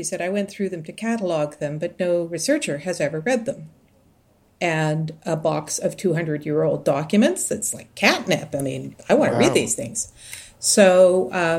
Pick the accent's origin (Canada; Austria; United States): Canada; Toronto, Ontario; I'm talking to you from Toronto, and I am from Toronto.